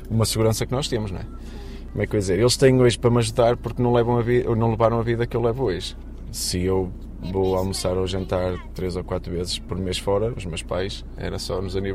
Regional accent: Matosinhos, Porto District, Portugal; tenho 36 anos, sou de Matosinhos

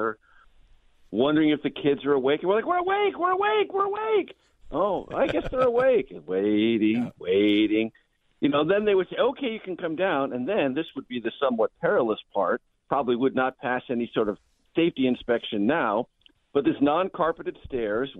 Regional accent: San Diego, California, United States; when I was a child growing up in San Diego.

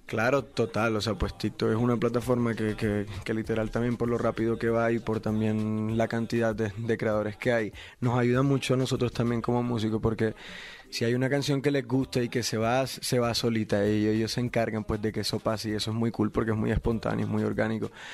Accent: Barranquilla, Atlántico, Colombia; Yo soy de Barranquilla, Colombia, soy de la costa de mi país

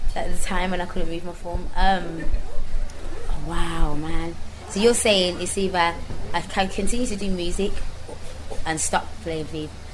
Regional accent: Birmingham, West Midlands, United Kingdom; accent: strong brummy; moved away; also born or lived in London; I'm not going to make it with this strong, brummy accent

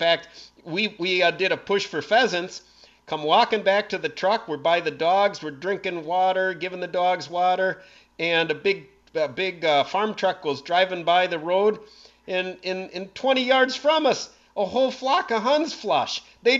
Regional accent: Brown County, Wisconsin, United States; growing up in Brown County

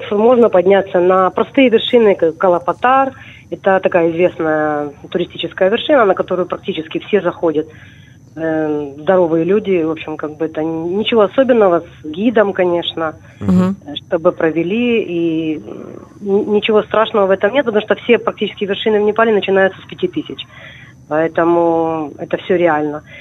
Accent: Crimea, Ukraine; born there; на самом деле я начала ходить в горы в 81 году, потому что я родилась в Крыму.

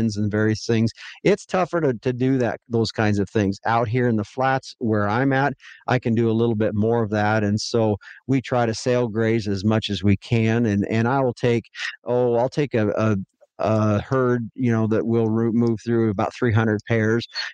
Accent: near Devils Tower, Wyoming, United States; moved away as an adult; also born or lived in Billings, Montana; I was raised on a ranch just that sits south of Devil's Tower, Wyoming, about 9 miles.

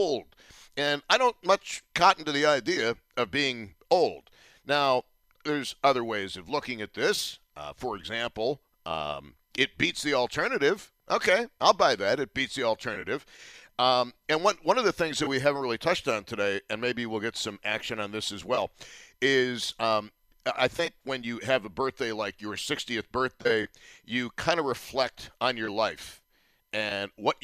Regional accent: Buffalo, New York, United States; also born or lived in Tampa / St. Louis; I am thrilled to be doing talk radio in my hometown at the preeminent news talk radio station in the market, and for having done it for so long.

